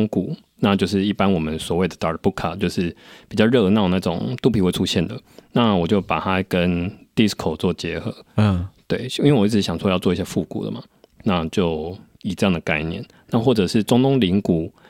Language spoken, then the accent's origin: Chinese; Taiwan; first language Taiwanese Hokkien; 我的母语就是台语，因为毕竟从小家里讲的是台语。